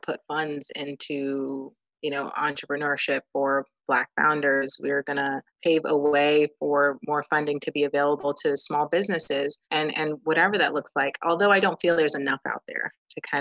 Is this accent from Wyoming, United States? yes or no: no; New Jersey, United States; I'm from New Jersey